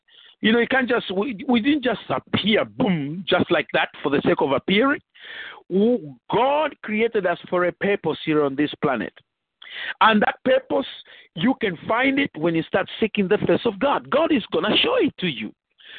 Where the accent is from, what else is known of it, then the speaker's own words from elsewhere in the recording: Nigeria; moved away as an adult; now in Virginia, United States; When I came from Nigeria, I started a Bible school